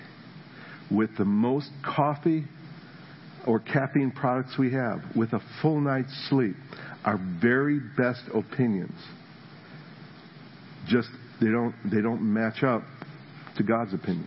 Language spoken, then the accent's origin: English; New Jersey, United States; moved away; I was from New Jersey. We're living in New Jersey